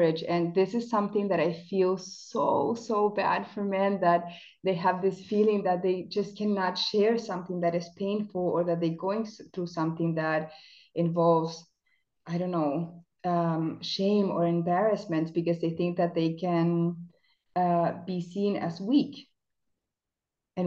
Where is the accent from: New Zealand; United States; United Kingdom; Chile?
Chile; English is a second language; now in Germany; So I'm South American. I was born in Chile